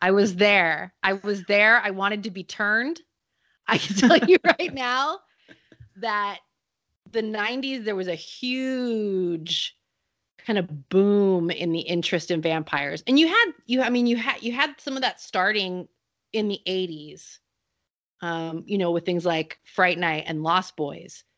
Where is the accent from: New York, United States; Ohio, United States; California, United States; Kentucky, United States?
California, United States; Salinas; I grew up in Salinas, California